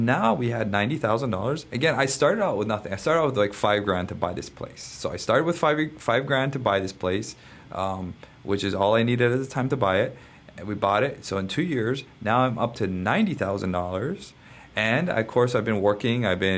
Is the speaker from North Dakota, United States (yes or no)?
no; Hawaii, United States; I'm your Hawaiian money guy.